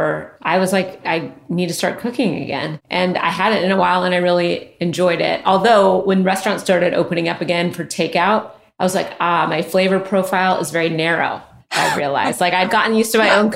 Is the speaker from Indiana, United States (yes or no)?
no; Redmond, Washington, United States; also born or lived in Los Angeles, California; now in Portland, United States; I grew up outside Seattle.